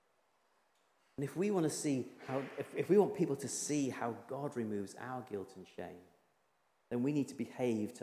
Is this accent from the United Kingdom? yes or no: yes; Yorkshire and the Humber, United Kingdom; When I was a young lad growing up in Yorkshire